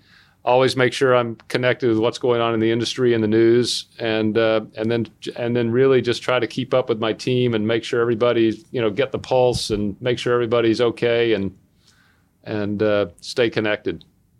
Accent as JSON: {"language": "English", "region": "the South", "country": "United States", "tie": "born or raised there", "said": "I grew up in the South. I grew up in the South in the 60s. So I grew up in a time when schools were still completely segregated in my hometown."}